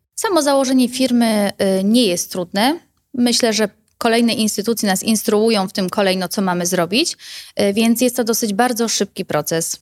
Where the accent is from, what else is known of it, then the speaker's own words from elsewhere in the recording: Bochnia, Lesser Poland, Poland; u nas w Bochni